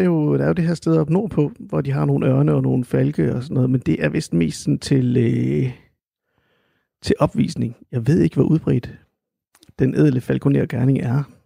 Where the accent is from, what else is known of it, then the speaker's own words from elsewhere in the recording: Randers, Central Denmark Region, Denmark; also born or lived in Aarhus; jeg er jo født og opvokset i Randers, dog ikke i, ikke i Vorup, men i Helsted